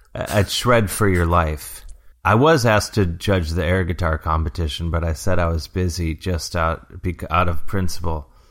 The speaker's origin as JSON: {"language": "English", "town": "Cleveland", "region": "Ohio", "country": "United States", "tie": "born or raised there", "said": "being a kid growing up as a hockey fan here in Cleveland"}